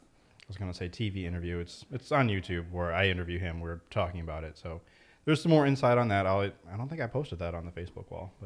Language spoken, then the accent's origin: English; Meriden, Connecticut, United States; Meriden is a boring place, but it's my hometown. I've been there all my life.